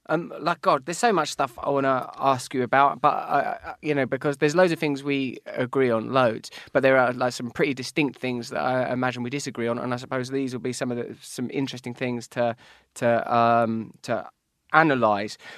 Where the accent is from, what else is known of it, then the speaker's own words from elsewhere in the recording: England, United Kingdom; I'm English